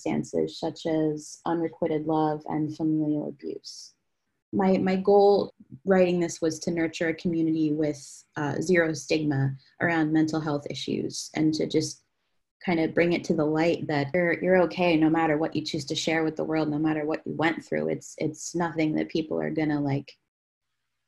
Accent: Claymont, Delaware, United States; Originally, I'm from Delaware, Claymont, Delaware

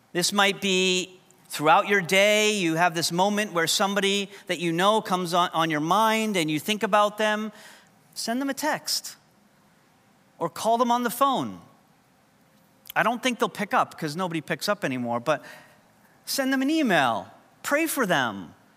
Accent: New York, United States; first language English; moved away; coming from New York, English is kind of our second language

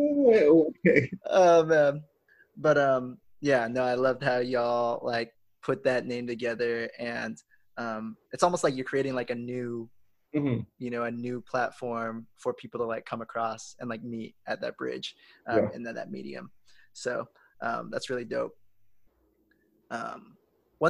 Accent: United States; growing up, like, you know, being born in America, me being American, being Asian

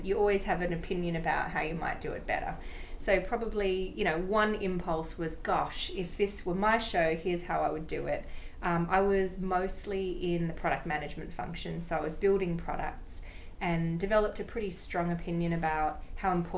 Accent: Sydney, New South Wales, Australia; moved away as an adult; now in New York, United States; came out from my hometown of Sydney, Australia, about 12 years ago now

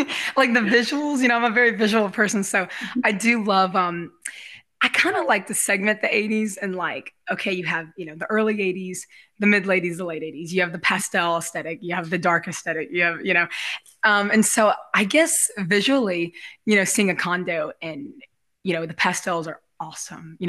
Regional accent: Gulf Coast, United States; growing up on the Gulf Coast.

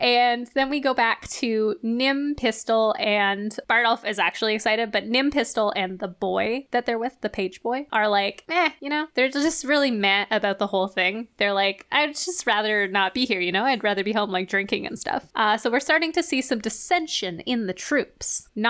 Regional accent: Canada; Because we're Canadian, so all Canadians obviously would immediately do everything we say.

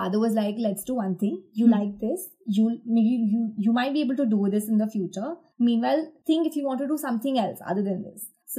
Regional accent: Ahmedabad, Gujarat, India; Yeah. I'm basically from Ahmedabad only.

